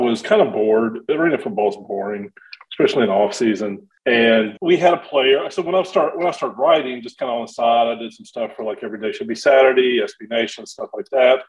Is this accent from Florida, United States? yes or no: no; Shreveport, Louisiana, United States; I grew up in Shreveport